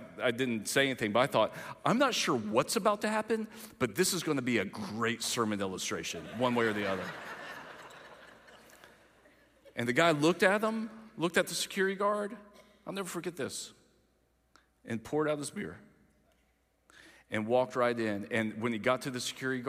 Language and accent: English; Greenville, South Carolina, United States; I'm from Greenville